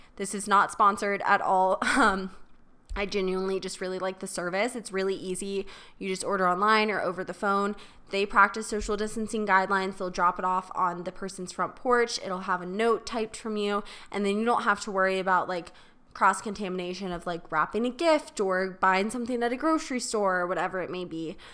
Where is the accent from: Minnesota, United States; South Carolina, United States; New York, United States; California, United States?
South Carolina, United States; Charleston; moved away; my hometown in Charleston